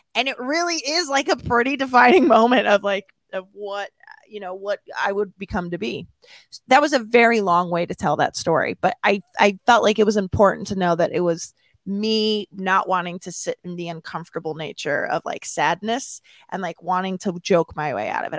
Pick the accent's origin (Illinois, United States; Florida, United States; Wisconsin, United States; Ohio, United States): Illinois, United States; Downers Grove; born or raised there; moved away as an adult; also born or lived in Palos Hills, Illinois